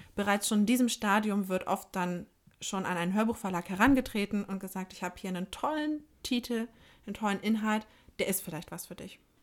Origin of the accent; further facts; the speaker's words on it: Germany; bei uns in Deutschland